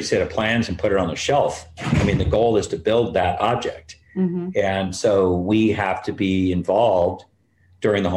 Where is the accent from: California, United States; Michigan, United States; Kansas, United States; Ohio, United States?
California, United States; San Fernando Valley; when I grew up as a kid growing up in the San Fernando Valley